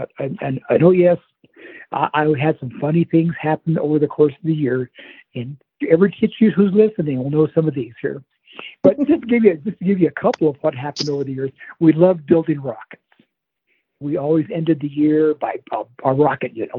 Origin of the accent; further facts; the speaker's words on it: southwestern Colorado, United States; growing up in southwestern Colorado on a ranch and farm